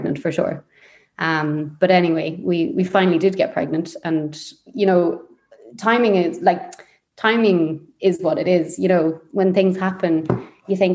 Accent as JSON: {"language": "English", "area": "Leitrim", "region": "Connacht", "country": "Ireland", "lives_now": "Sligo, Ireland", "said": "I'm from Leitrim, and I had a very kind of hippie, kind of free kind of childhood"}